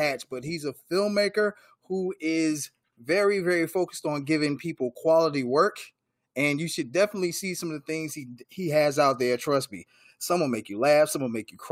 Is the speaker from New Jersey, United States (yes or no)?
yes; New Jersey, United States; I grew up in New Jersey.